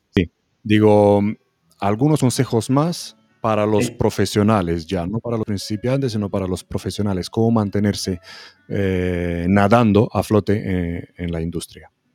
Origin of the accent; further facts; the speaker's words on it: Romania; moved away; en Rumanía también, mi país de origen